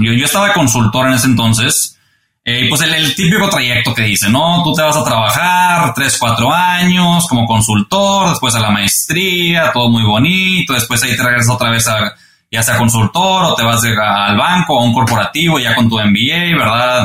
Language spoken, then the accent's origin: Spanish; Monterrey, Nuevo León, Mexico; moved away as an adult; now in United States; me fui de, estudiante eh, de Monterrey a estudiar la carrera acá